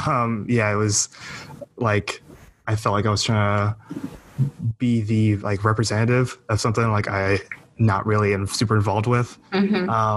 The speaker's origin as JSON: {"language": "English", "region": "Southern California", "country": "United States", "tie": "born or raised there", "said": "born and raised in Southern California"}